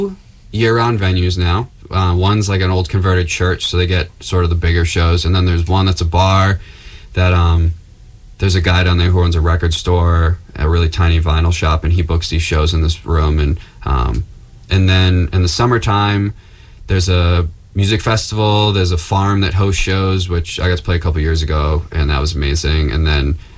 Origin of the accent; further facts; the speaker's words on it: Plymouth, Massachusetts, United States; my hometown later in July in Plymouth, Mass